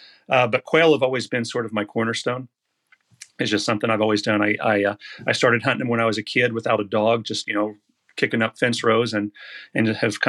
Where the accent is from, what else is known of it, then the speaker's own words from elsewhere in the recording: Norman, Oklahoma, United States; now in Woodward, United States; I am in Woodward, Oklahoma. I was born and raised in Norman, but moved up to Woodward, which is in the northwest part of the state after school.